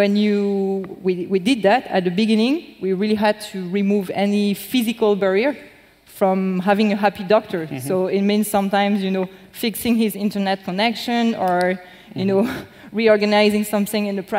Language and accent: English; Lyon, Auvergne-Rhône-Alpes, France; moved away; I'm from Lyon, basically.